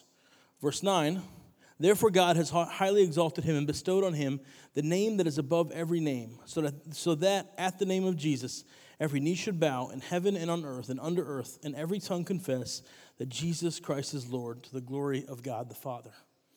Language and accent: English; New York, United States; When I came down to college from New York, I was missing New York bagels, which are amazing.